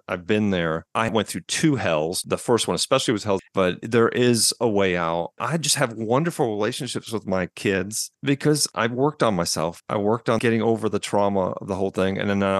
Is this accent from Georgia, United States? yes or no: yes; Atlanta, Georgia, United States; also born or lived in New York; now in Asheville, United States; Well, originally from New York, but I spent most of my life in Atlanta from the age of seven on. I've just recently moved to Asheville, North Carolina in the mountains.